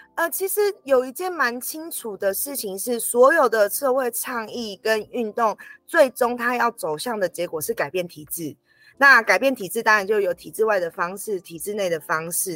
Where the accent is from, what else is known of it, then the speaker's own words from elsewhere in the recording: Taiwan; also born or lived in Nantou County (home tribe); 像我是从小在都市长大成长的青年，比较少机会能够回到原乡